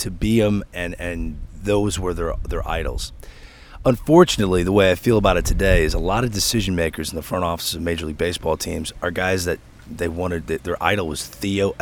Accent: St. Louis, Missouri, United States; moved away as an adult; now in New York, United States; I love St. Louis. That's my hometown.

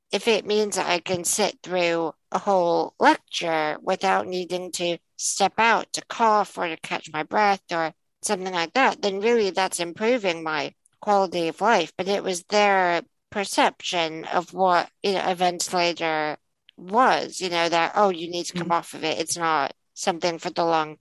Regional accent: United States; now in United Kingdom; I grew up in the States

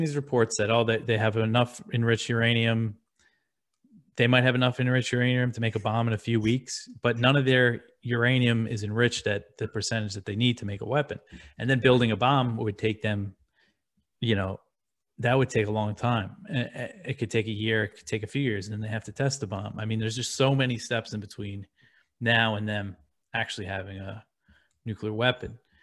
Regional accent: Long Island, New York, United States; moved away as an adult; also born or lived in Brooklyn, New York; I grew up in New York, I grew up on Long Island, I lived in Brooklyn for years

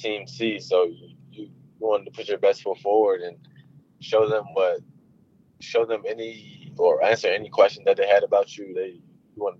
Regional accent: Maryland, United States; I'm from Maryland

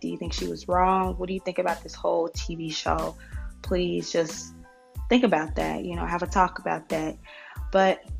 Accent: Chicago, Illinois, United States; I'm from Chicago

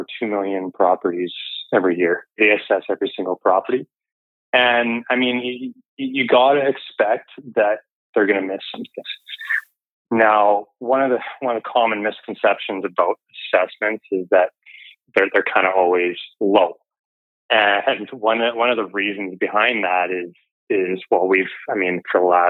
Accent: Kamloops, British Columbia, Canada; moved away as an adult; also born or lived in Vancouver; now in Burnaby, Canada; I'm originally from Kamloops, did my undergrad up there at TRU

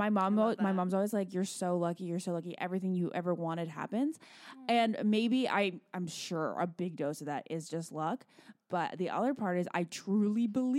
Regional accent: Virginia, United States; So my sister, my best friend and I, when we, you know, growing up in Virginia

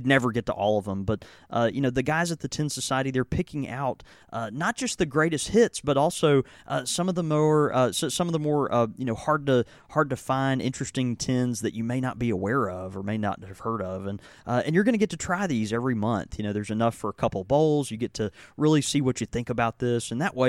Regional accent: Southern United States, United States; Look, I'm a Waffle House fan as much as any Southerner.

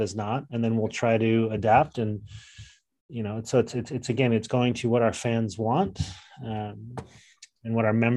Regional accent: Salt Lake City, Utah, United States; Growing up in Salt Lake City, Utah in the 90s, I played for Highland

